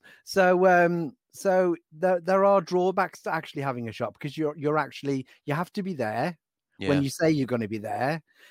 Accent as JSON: {"language": "English", "town": "Donington", "region": "West Midlands", "country": "United Kingdom", "tie": "born or raised there", "said": "I was born in Shropshire. {S1} Okay. {S2} I'm a Shropshire lad."}